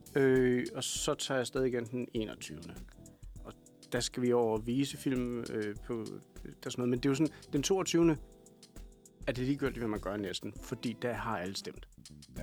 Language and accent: Danish; Kalundborg, Zealand, Denmark; accent: Kalundborg jysk; Jeg kommer fra Kalundborg.